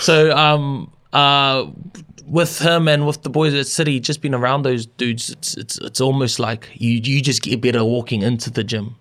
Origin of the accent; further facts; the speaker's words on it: Auckland, New Zealand; growing up in Auckland